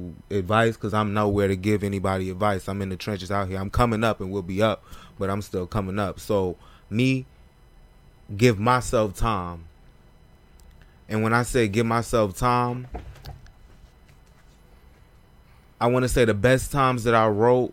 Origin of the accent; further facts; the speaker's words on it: Raleigh, North Carolina, United States; also born or lived in Baltimore; So Raleigh. That's where I'm from